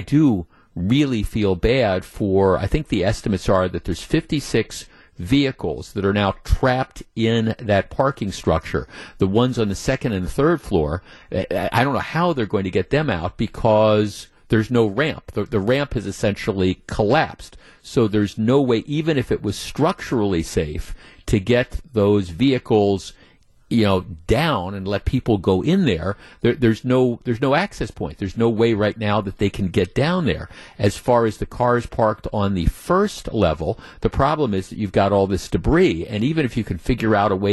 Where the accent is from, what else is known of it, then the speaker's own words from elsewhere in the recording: Glendale, Wisconsin, United States; also born or lived in Whitefish Bay, Wisconsin; I grew up in Glendale and I lived in Whitefish Bay for 30 years